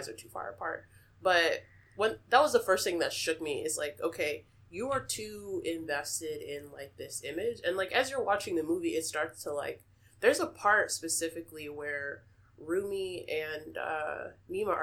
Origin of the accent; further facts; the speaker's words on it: Texas, United States; I'm from Texas